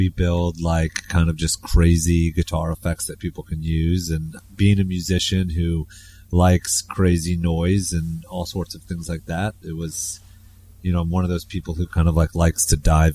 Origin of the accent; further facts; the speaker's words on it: Fredericksburg, Virginia, United States; moved away as an adult; also born or lived in Providence, Rhode Island / Brooklyn, New York; now in New York, United States; I'm actually from Virginia, Fredericksburg, Virginia